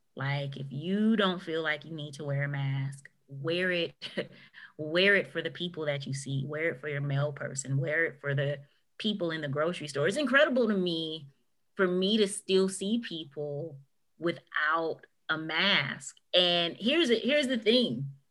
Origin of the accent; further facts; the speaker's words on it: United States; us as an American culture